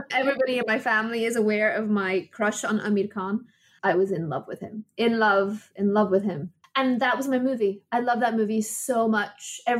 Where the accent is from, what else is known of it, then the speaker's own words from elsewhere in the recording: England, United Kingdom; I moved a lot when I was young. I, I grew up in England, and my dad is a doctor.